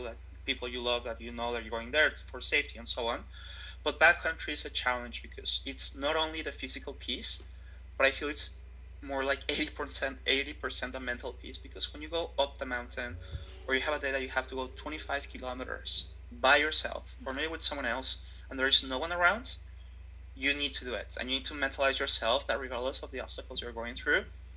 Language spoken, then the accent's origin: English; Mexico; moved away as an adult; also born or lived in Toronto, Canada; now in Vancouver, Canada; I'm originally from Mexico and our holiday will be always going to the sea